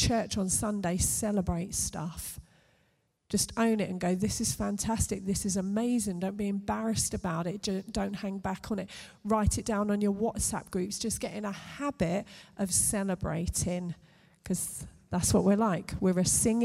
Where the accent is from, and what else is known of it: United Kingdom